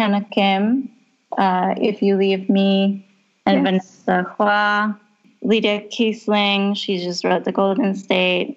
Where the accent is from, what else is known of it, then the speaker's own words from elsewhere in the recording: Bogotá, Colombia; moved away; when I was growing up in Bogota